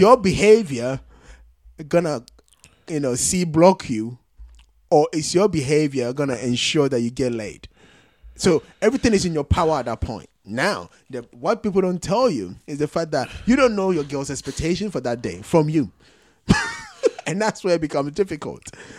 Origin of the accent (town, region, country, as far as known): Ghana